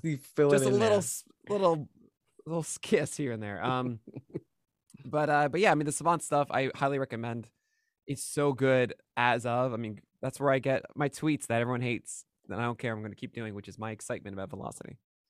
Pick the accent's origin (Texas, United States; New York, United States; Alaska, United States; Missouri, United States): New York, United States; Brooklyn; It was like a block or two away from where I grew up in Park Slope.